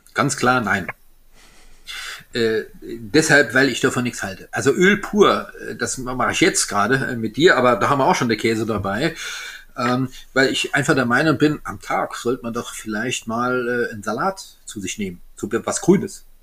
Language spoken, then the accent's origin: German; Alsace, Grand Est, France; ich bin Elsässer